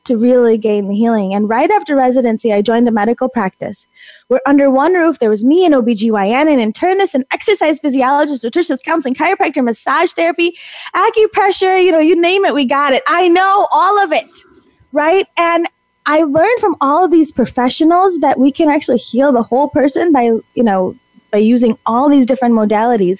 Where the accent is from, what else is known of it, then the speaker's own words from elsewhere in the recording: Naperville, Illinois, United States; I was born and raised in Naperville, Illinois